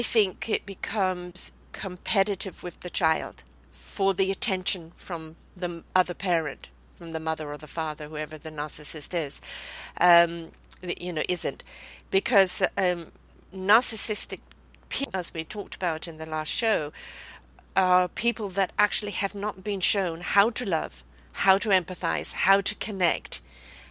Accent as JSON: {"language": "English", "country": "United Kingdom", "tie": "born or raised there", "said": "I'm British born."}